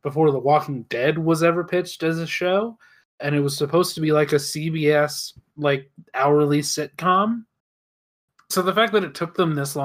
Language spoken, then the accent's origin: English; United States; as an American